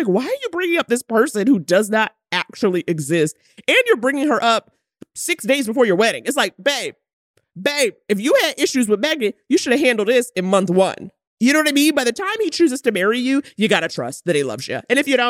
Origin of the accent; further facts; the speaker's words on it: New York, United States; moved away; I'm from New York, but I live over here